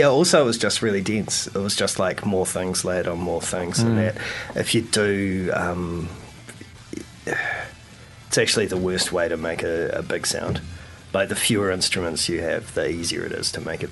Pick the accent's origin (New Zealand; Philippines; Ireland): New Zealand; Taranaki; I grew up in Taranaki